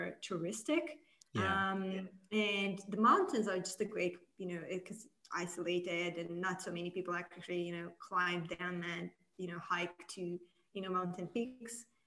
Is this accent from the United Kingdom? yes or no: no; Moldova; I was born and raised in Republic of Moldova